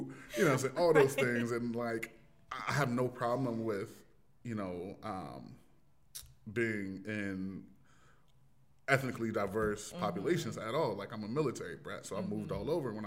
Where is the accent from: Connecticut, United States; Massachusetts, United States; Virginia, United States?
Virginia, United States; Richmond; moved away as an adult; also born or lived in Delaware / Fort Lauderdale, Florida; I'm from Richmond, Virginia. It was either Black or white. That was how I grew